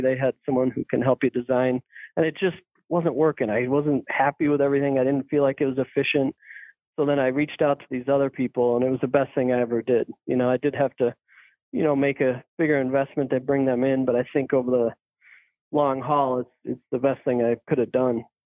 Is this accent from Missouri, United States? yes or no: no; Manlius, New York, United States; also born or lived in Maryland; I grew up in Manlius, which is a suburb of Syracuse